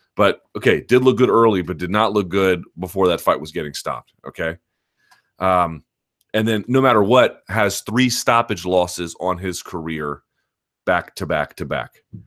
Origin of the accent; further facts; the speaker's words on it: Washington, District of Columbia, United States; here in my hometown of Washington, D C